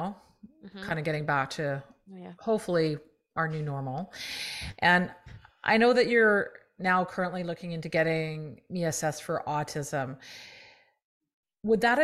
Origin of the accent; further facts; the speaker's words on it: Canada; I'm Canadian